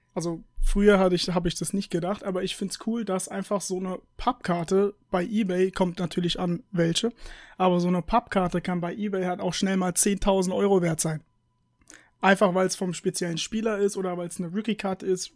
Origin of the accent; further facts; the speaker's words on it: United States; ich bin Amerikaner und äh, mein Opa ist halt auch Amerikaner